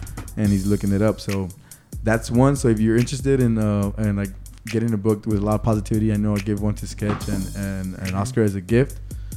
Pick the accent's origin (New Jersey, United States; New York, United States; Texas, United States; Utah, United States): Texas, United States; Laredo; also born or lived in Chicago, Illinois; I was born in Chicago, raised in Laredo.